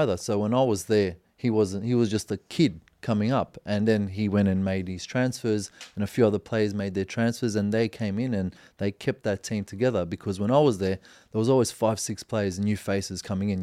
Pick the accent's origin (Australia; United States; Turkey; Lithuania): Australia; moved away; I'm from Australia